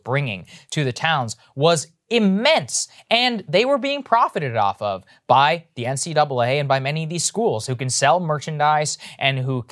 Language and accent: English; College Station, Texas, United States; moved away; I'm from College Station, Texas, where Texas A&M is